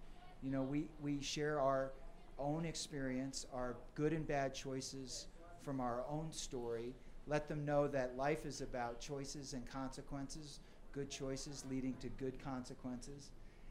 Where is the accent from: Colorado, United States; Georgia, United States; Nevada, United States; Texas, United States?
Colorado, United States; Aspen; Growing up in the Aspen community, you know, there's affluent families, there's a open-minded sort of liberal lifestyle.